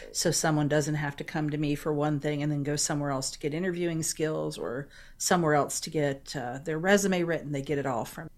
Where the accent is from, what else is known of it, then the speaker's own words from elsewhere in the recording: St. Petersburg, Florida, United States; I was born and raised in Saint Petersburg, which is in the central part of the state